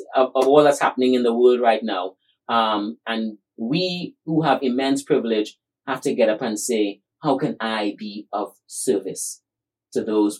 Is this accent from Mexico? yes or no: no; Trinidad & Tobago; he heard me sharing my story that I just shared with you growing up in Trinidad.